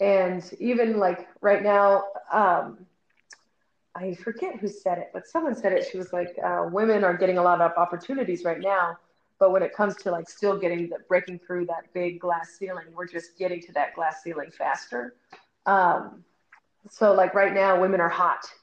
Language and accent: English; San Francisco, California, United States; moved away as an adult; now in New York, United States; I'm from San Francisco.